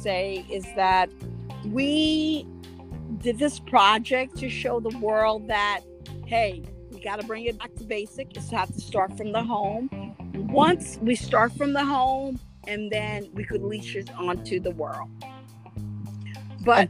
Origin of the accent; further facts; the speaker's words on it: Haiti; now in Pennsylvania, United States; I am the Haitian princess. I am from Haiti.